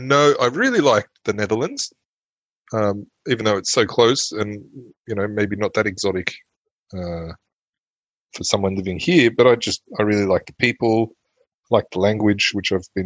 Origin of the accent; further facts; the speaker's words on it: Sydney, New South Wales, Australia; first language German; English is a second language; moved away as an adult; also born or lived in Germany; now in Neuss, Germany; Growing up in Cronulla in Sydney, south of Sydney in the early...